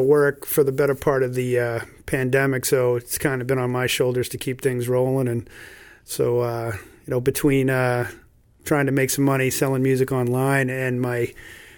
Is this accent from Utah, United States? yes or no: no; South Shore, Massachusetts, United States; also born or lived in Jupiter, Florida; We grew up around here after my parents split up, mom got us and brought us back up here